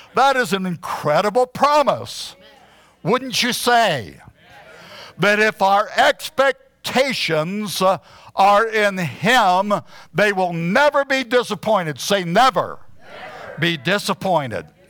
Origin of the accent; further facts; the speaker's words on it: Huntsville, Alabama, United States; moved away as an adult; also born or lived in Arizona; I had been born and raised in Huntsville, Alabama